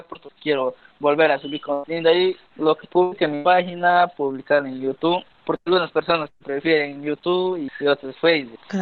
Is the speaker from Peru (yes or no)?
yes; near Pucallpa, Peruvian Amazon, Ucayali, Peru; now in Iquitos, Peru; yo soy de Cumana, que está muy cerca de la ciudad de Pucallpa